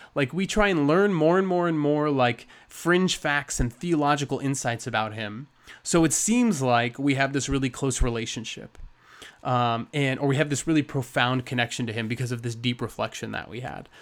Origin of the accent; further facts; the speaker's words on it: United States; we're very American